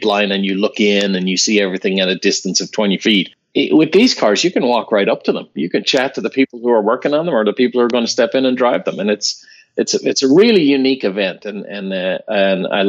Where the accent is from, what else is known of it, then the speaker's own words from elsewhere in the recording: Ireland; Growing up in Ireland, you know, in 1976, an Irishman